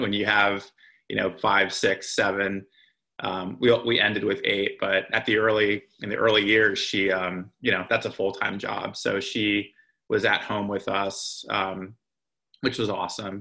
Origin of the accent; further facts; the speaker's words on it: Lehigh Valley, Pennsylvania, United States; also born or lived in Northern New Jersey; I was born in Northern New Jersey, but we moved to the Lehigh Valley probably when I was 5 or 6 years old.